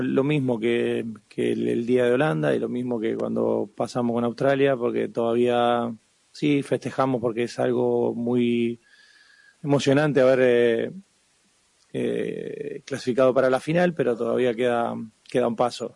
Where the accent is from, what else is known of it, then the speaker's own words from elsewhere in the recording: Argentina; somos argentinos